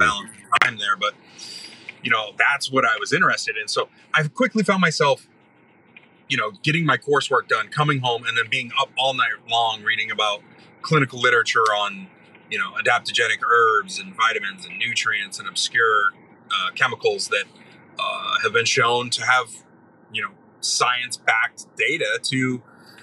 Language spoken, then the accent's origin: English; Maine, United States; moved away as an adult; also born or lived in Ohio; I grew up in Maine, but I was in Ohio at the time